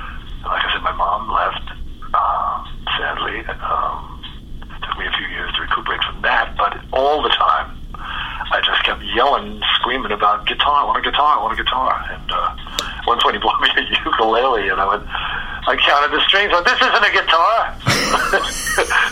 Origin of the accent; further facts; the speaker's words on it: New York City, New York, United States; moved away as an adult; also born or lived in Jamaica Estates, Queens / Forest Hills, Queens; now in Los Angeles, United States; I grew up in Jackson Heights and then moved to Jamaica Estates